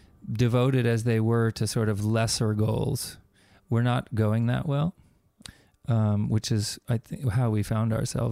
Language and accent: English; New York City, New York, United States; Well, we come from, I come from New York City.